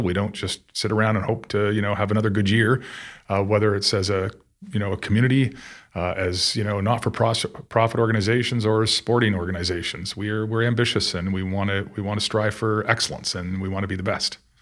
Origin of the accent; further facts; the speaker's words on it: Newmarket, Ontario, Canada; growing up and playing hockey in Newmarket then was a very small town